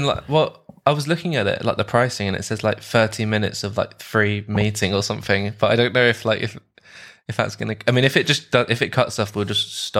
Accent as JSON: {"language": "English", "region": "London", "country": "United Kingdom", "tie": "born or raised there", "lives_now": "Edinburgh, United Kingdom", "said": "So I was born in London, mm-hmm. UK, and raised in London as well. And currently now I'm in Edinburgh in Scotland."}